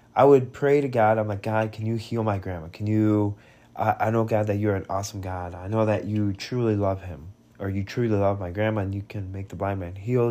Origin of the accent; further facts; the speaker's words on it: Bend, Oregon, United States; also born or lived in Vladikavkaz, Russia; we grew up, and during my time in Bend, Oregon